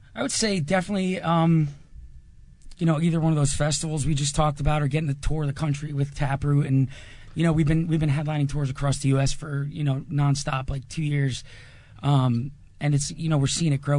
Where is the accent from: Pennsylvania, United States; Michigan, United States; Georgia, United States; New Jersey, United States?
New Jersey, United States; we're from Jersey